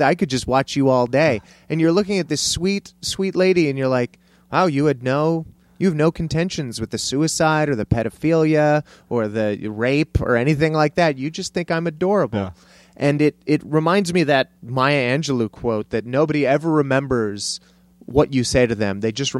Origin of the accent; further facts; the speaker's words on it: Cleveland, Ohio, United States; born there; also born or lived in El Paso, United States; I was born in Cleveland, Ohio.